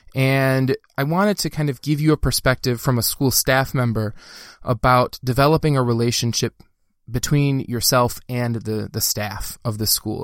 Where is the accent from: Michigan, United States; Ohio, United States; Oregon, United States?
Michigan, United States; Dearborn; when I was growing up in Dearborn, Michigan, that's where I grew up